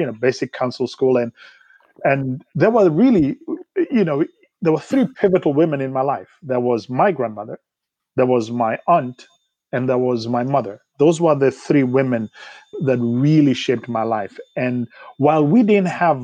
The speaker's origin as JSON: {"language": "English", "country": "Kenya", "tie": "born or raised there", "moved": "as an adult", "lives_now": "United States", "said": "I grew up in Kenya"}